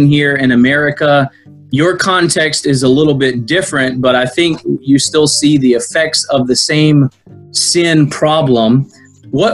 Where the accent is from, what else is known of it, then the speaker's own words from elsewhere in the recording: United States; I'm American